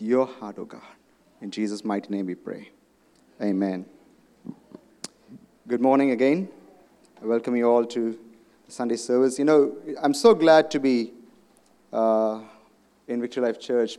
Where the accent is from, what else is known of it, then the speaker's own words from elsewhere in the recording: India; moved away; I come from India.